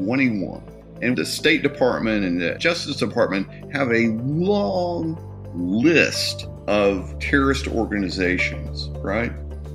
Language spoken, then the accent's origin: English; East Texas, United States; now in Mississippi, United States; I grew up in East Texas. I didn't come to Mississippi until 1986.